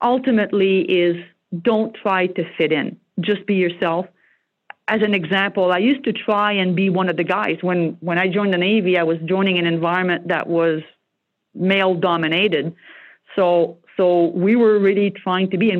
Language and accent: English; Joliette, Quebec, Canada; first language French; English is a second language; moved away; I'm from Joliette, Quebec. It's a small blue-collar French-speaking